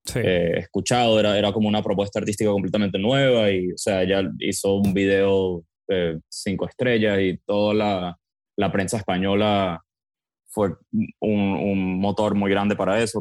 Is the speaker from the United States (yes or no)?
yes; Miami, Florida, United States; also born or lived in Venezuela; yo crecí, yo soy venezolano, pero crecí en Miami. mi, familia se mudó en el 98 a, Miami. Yo entonces crecí acá